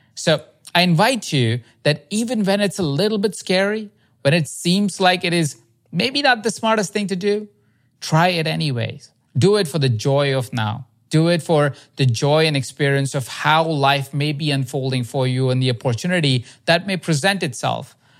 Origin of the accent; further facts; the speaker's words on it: India; I grew up in India